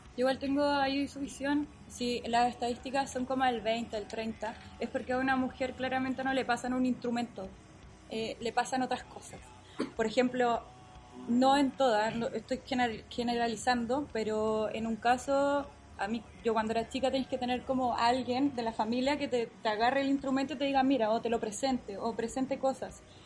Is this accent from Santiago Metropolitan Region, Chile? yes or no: yes; Lo Barnechea, Santiago Metropolitan Region, Chile; soy del Cerro 18 de los Barnechea.